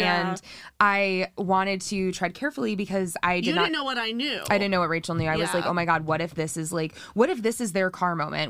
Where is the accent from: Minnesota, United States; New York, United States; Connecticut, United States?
New York, United States; New York City; moved away; also born or lived in West Coast; I grew up in New York City.